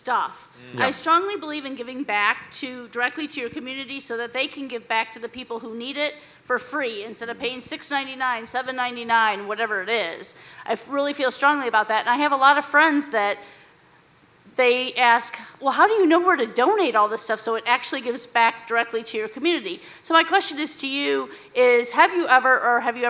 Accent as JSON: {"language": "English", "town": "Indianapolis", "region": "Indiana", "country": "United States", "said": "I'm from Indianapolis."}